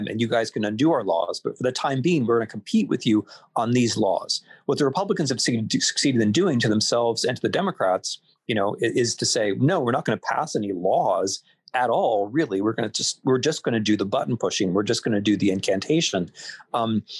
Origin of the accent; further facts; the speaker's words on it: Ohio, United States; moved away; as an Ohioan